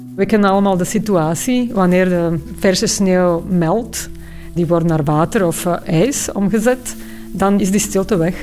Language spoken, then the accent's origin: Dutch; Bratislava, Bratislava Region, Slovakia; moved away; Ik ben opgegroeid in Bratislava in Slowakije.